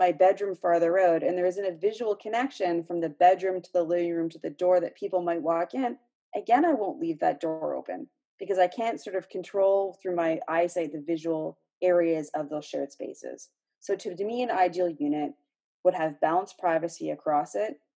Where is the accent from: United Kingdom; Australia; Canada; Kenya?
Canada; just outside of Toronto, Ontario; I grew up just outside of Toronto